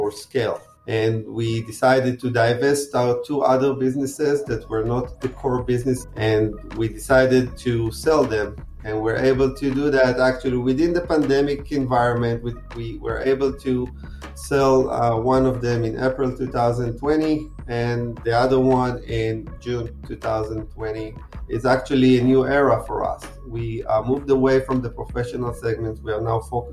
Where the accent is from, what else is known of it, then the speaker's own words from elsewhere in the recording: Israel; moved away as an adult; I was born and raised in Israel